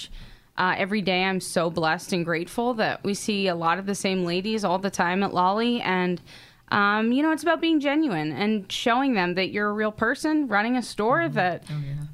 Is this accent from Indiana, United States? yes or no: no; North East, Pennsylvania, United States; I grew up in Northeast.